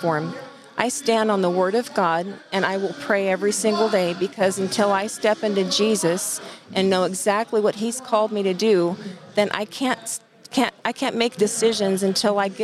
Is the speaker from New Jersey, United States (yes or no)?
no; Burney, California, United States; also born or lived in Biggs, California; I grew up in Bernie.